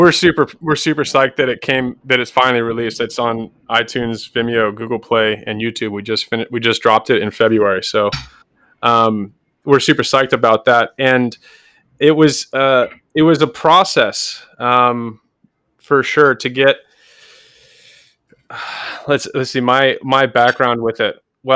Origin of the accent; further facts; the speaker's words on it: Danville, California, United States; also born or lived in Newport Beach; I was born in Newport Beach, and my mother and father were divorced when I was really young. So I was moved into Danville in Northern California in the East Bay, which is just a landlocked suburb.